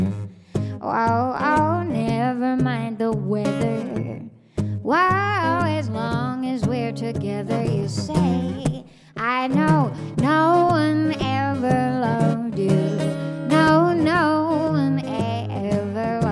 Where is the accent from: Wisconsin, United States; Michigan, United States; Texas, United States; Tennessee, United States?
Texas, United States; Houston; moved away as an adult; also born or lived in Austin, Texas; now in Brooklyn, United States; I was born and raised in Houston and moved to Austin, Texas, eventually, where I spent 10 years